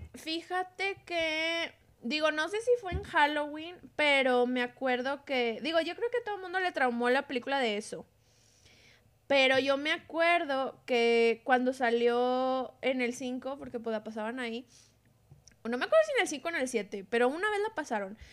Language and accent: Spanish; Monterrey, Nuevo León, Mexico